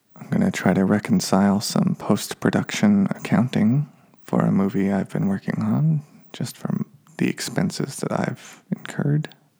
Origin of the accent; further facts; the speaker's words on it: Reno, Nevada, United States; now in Los Angeles, United States; growing up in Reno, Nevada